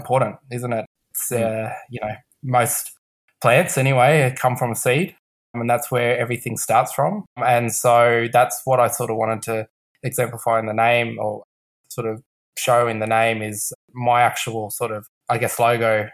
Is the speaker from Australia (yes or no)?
yes; Canberra, Australian Capital Territory, Australia; I'm born and raised in Canberra, Ngunnawal country, and I have done all my schooling and all my work here.